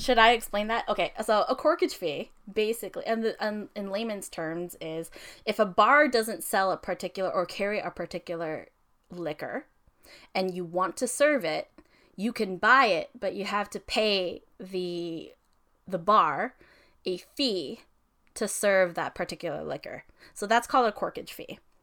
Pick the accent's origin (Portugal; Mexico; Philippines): Philippines; also born or lived in Toronto area, Canada; now in Toronto, Canada; we do a lot of Filipino weddings, obviously, 'cause we're Filipino